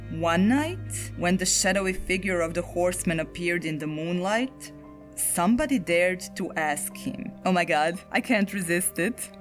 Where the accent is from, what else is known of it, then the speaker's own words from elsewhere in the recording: Zagreb, City of Zagreb, Croatia; my hometown of Zagreb